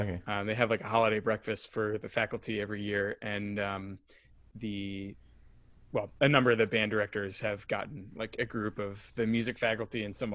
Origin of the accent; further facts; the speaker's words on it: Pennsylvania, United States; I grew up in Pennsylvania